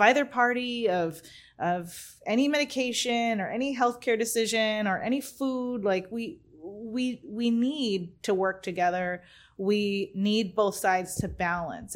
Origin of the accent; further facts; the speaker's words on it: California, United States; moved away; also born or lived in Arizona; I'm from Arizona, originally from California. I moved, I was in Arizona for twenty-one years